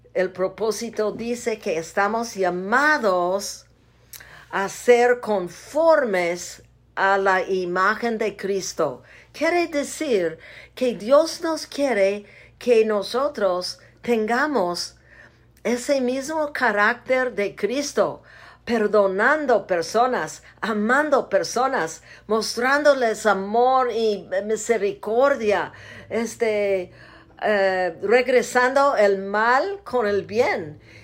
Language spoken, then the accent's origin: Spanish; United States; Spanish is a second language; moved away as an adult; now in Zacatecas, Mexico; Soy parte gringa